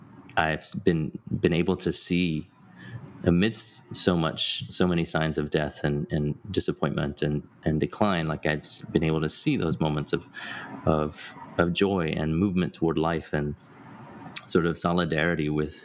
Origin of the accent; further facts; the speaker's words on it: Hong Kong; also born or lived in United Kingdom; now in United States; I didn't grow up in the U.S. I grew up overseas. I was born in Hong Kong. I spent my, you know, almost a decade in the U.K.